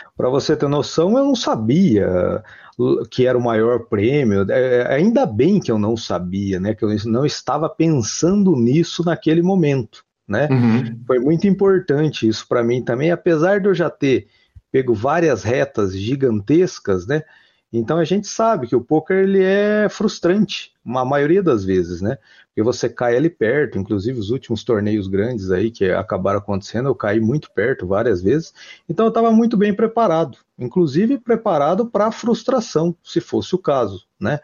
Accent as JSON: {"language": "Portuguese", "town": "Ourinhos", "region": "São Paulo", "country": "Brazil", "moved": "as an adult", "lives_now": "Londrina, Brazil", "said": "eu sou do interior de São Paulo, sou de Ourinhos, né? Interior de São Paulo. Vim para Londrina já faz aí, já fazem 13 anos"}